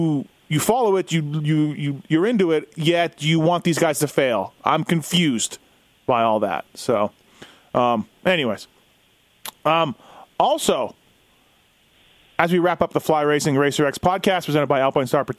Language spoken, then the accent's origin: English; Canada; as a Canadian